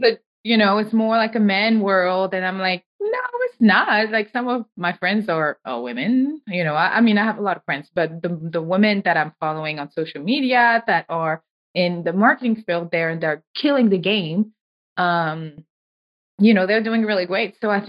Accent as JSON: {"language": "English", "country": "Senegal", "moved": "yes", "said": "I'm originally from West Africa, Senegal"}